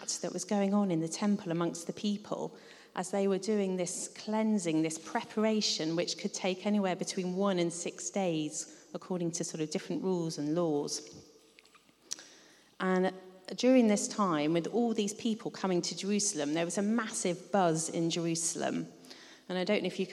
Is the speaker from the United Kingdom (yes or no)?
yes; United Kingdom; also born or lived in London / Devon; now in Ottery St Mary, United Kingdom; I grew up a bit in London and a bit in Devon